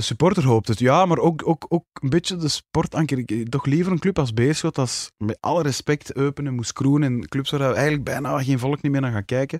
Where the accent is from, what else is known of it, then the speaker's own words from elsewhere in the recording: Kontich, Flanders, Belgium; Het is ook mijn heimat, hè. dus ja, daar ben ik ook opgegroeid